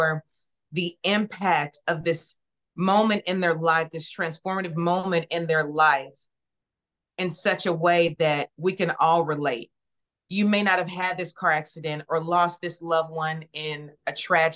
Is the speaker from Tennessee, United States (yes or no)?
yes; Nashville, Tennessee, United States; I'm born and raised in Nashville.